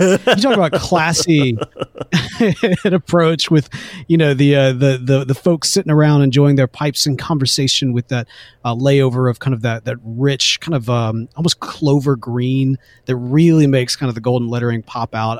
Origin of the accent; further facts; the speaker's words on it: Jackson, Mississippi, United States; Growing up in Jackson, Mississippi